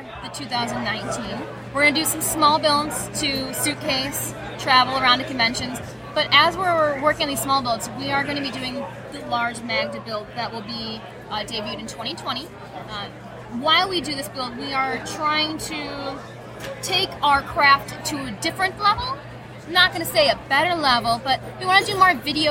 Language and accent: English; White Lake, Michigan, United States; I grew up in White Lake, which is just a hop skipping away from Novi